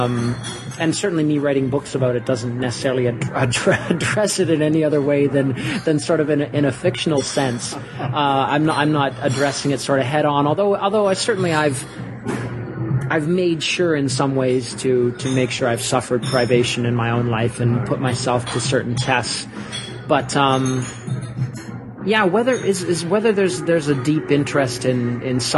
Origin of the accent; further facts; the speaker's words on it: St. Catharines, Ontario, Canada; also born or lived in Niagara Falls; now in Toronto, Canada; I'm a son of Niagara Falls. I grew up in St. Catharines, which is about 20 minutes away